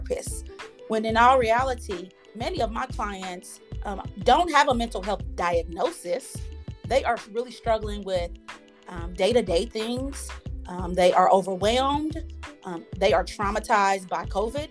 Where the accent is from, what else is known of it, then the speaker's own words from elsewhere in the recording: Kansas City, United States; I am from Kansas City, born and raised here